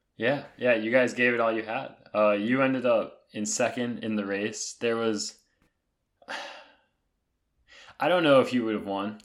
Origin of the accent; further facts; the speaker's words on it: North Carolina, United States; growing up in North Carolina